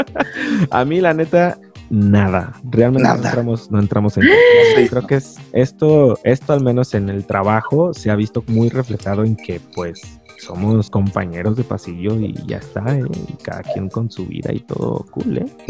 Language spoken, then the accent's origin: Spanish; Guadalajara, Jalisco, Mexico; he ido creciendo acá en Guadalajara con los charros